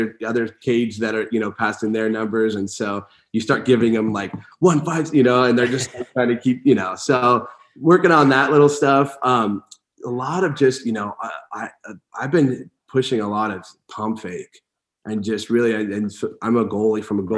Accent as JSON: {"language": "English", "town": "Porterville", "region": "California", "country": "United States", "tie": "born or raised there", "said": "I grew up in Porterville, played high school"}